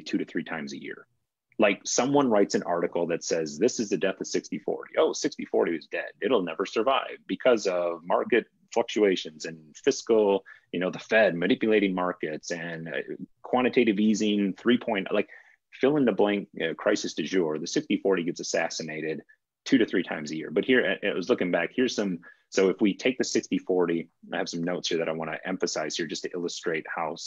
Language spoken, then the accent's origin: English; Wisconsin, United States; I grew up in Wisconsin